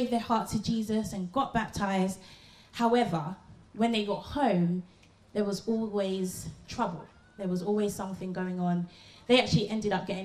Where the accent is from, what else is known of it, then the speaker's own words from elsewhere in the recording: London, United Kingdom; I am from London. I'm from Southeast London.